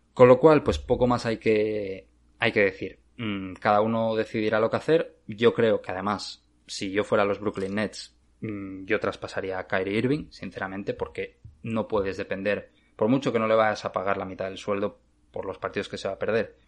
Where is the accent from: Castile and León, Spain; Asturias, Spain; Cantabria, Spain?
Asturias, Spain; moved away as an adult; now in Arizona, United States; Yo soy de Asturias